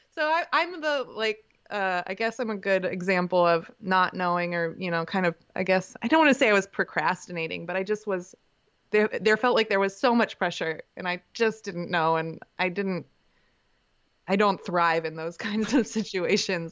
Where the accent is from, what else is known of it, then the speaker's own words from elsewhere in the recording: Canton, Ohio, United States; moved away as an adult; also born or lived in Kent, Ohio; now in Denton, United States; I grew up in Canton, mo, you know, studied in Kent, at Kent State